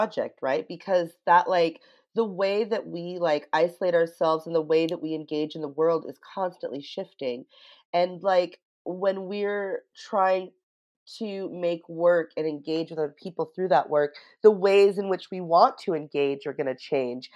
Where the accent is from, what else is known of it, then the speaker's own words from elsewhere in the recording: United States; I'm American